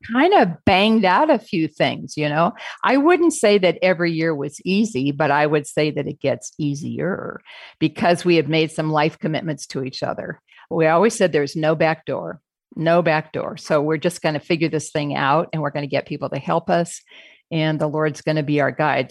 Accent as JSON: {"language": "English", "town": "Phoenix", "region": "Arizona", "country": "United States", "said": "We're from Phoenix, Arizona"}